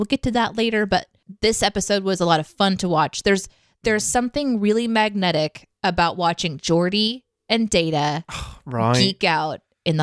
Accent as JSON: {"language": "English", "country": "United States", "said": "I'm an American"}